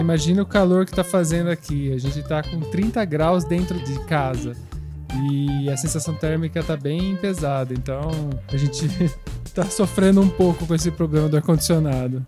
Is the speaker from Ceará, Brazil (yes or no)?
no; São Carlos, São Paulo, Brazil; now in Italy; De onde eu vim de São Carlos, não tem ninguém, nenhum velhinho